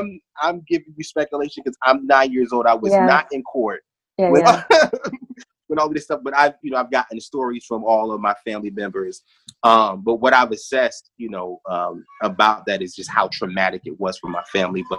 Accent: South Carolina, United States; also born or lived in Brooklyn; I tell people all the time, I was born in Brooklyn, but I'm from South Carolina.

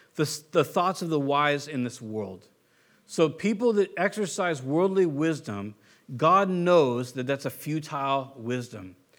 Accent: Southern California, United States; I'm from Southern California

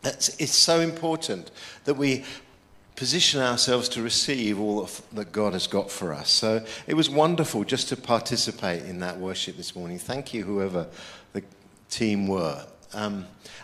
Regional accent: United Kingdom; I'm a Brit

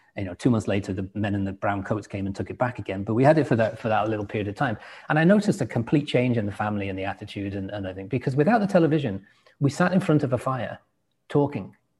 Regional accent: England, United Kingdom; moved away; also born or lived in Washington State, United States; Being English

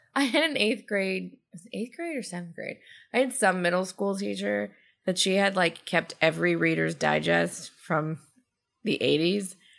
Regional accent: Georgia, United States; I come to everything from the South from a Georgia perspective

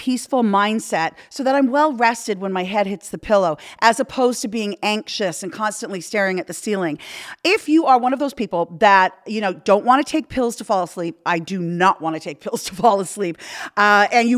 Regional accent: Canada; moved away; I'm from Canada

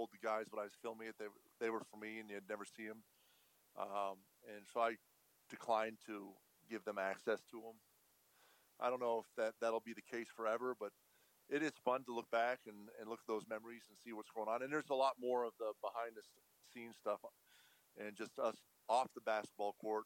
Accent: Montreal, Quebec, Canada; I'm a Canadian from Montreal

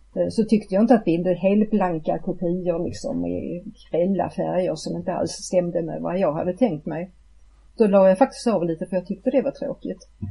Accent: Malmö, Skåne, Sweden; jag är född och uppvuxen i Malmö

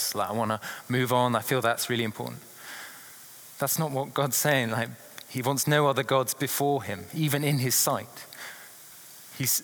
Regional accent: England, United Kingdom; being an Englishman

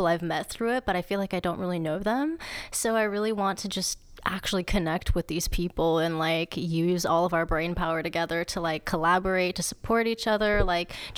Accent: Tampa, Florida, United States; now in Jacksonville, United States; I am from Tampa. I went to school at Blake High School

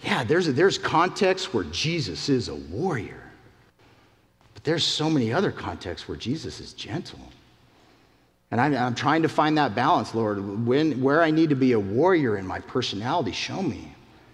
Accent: Utah, United States; moved away; I'm from the Mountain West in Utah

